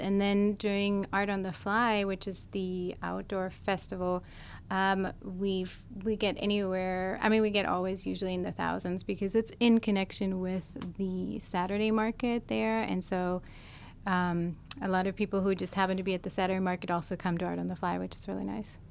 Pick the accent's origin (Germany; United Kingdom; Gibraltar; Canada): Germany; moved away as an adult; also born or lived in California / Bay Area / Los Angeles; now in Seattle, United States; I'm actually originally from Europe. I was born in Germany, moved to California initially